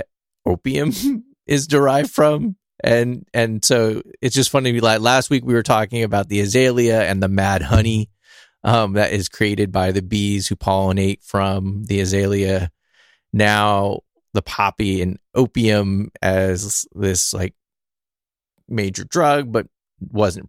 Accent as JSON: {"language": "English", "region": "California", "country": "United States", "said": "I'm a Californian"}